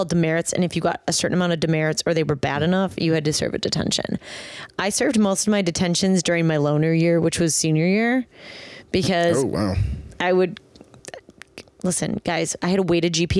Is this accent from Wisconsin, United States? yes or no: yes; Milwaukee, Wisconsin, United States; I'm from Milwaukee.